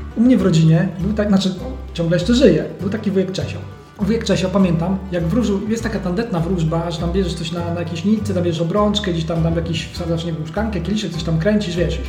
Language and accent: Polish; Poland; my jesteśmy z Polski